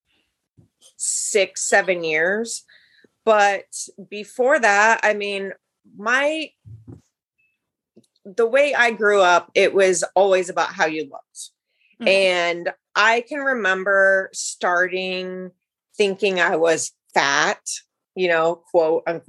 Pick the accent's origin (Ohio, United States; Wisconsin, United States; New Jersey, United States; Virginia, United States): Ohio, United States; now in Northern California, United States; I'm actually from Ohio. So I'm a Midwest girl